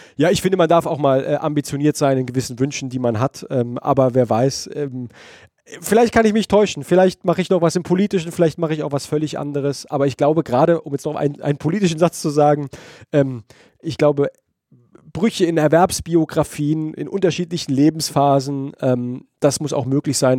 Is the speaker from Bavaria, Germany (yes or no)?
no; Heidelberg, Baden-Württemberg, Germany; aus Heidelberg, meiner Geburtsstadt